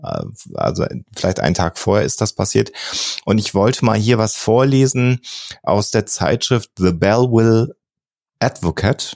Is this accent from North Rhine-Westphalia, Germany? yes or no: yes; near Hille, North Rhine-Westphalia, Germany; ein kleiner Ort, der wirklich bei mir an meiner Heimatstadt direkt ums Eck ist